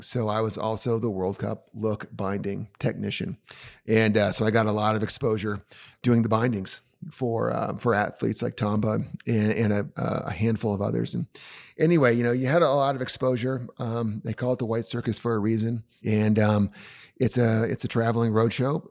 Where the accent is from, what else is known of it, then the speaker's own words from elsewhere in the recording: Vermont, United States; moved away as an adult; also born or lived in Portland, Oregon; growing up in Vermont is, uh, it's an experience